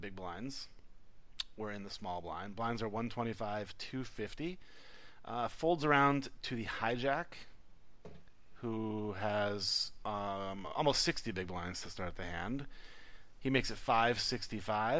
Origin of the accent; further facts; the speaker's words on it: United States; an American